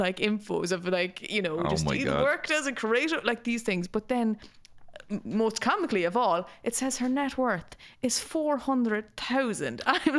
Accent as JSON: {"language": "English", "town": "Nobber", "region": "Leinster", "country": "Ireland", "tie": "born or raised there", "moved": "yes"}